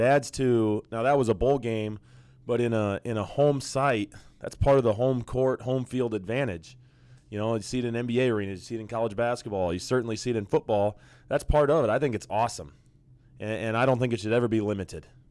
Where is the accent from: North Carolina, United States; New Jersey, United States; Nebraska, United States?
Nebraska, United States; growing up in Nebraska in the nineties, I was an outlier